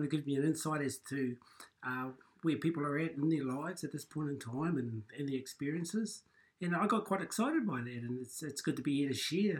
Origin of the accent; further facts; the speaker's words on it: Taranaki, New Zealand; I'm 57 years of age. I was raised here in Taranaki. I haven't gone far. Been here all my life. I'm the youngest sibling of 10 children.